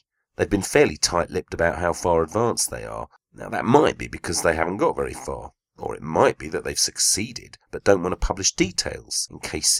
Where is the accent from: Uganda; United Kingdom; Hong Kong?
United Kingdom; us Brits